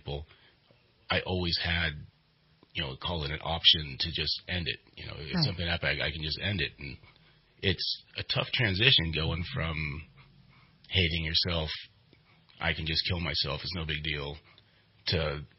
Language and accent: English; Redding, California, United States; I grew up here in Redding, California